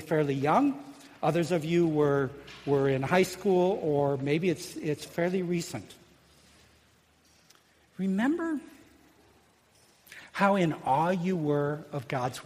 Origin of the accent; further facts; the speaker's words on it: Illinois, United States; growing up in Illinois